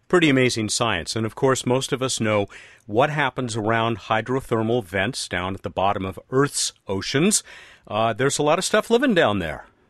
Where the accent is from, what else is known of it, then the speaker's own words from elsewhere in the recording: United States; I'm another American